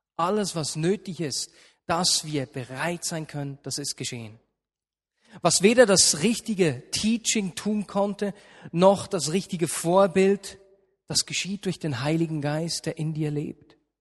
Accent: Switzerland; bei uns in der Schweiz

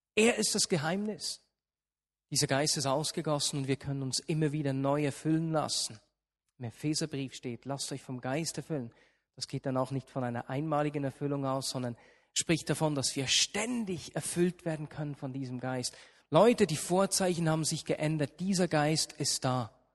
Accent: Switzerland; bei uns in der Schweiz

